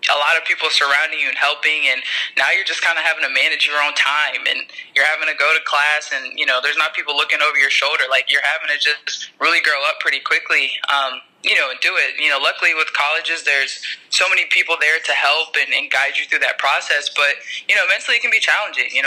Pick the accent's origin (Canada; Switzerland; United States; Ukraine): United States; Tennessee; You know, I grew up around Pat Summitt in Tennessee.